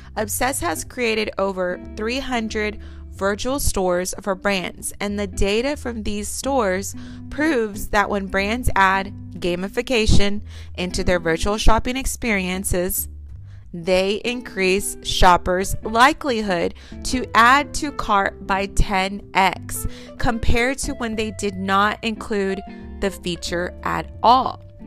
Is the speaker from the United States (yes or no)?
yes; Texas, United States; I'm from Texas